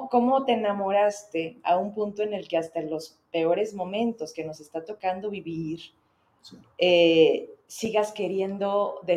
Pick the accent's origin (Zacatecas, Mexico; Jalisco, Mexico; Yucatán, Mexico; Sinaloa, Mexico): Zacatecas, Mexico; Bueno, ahorita todos estos somos Zacatecanos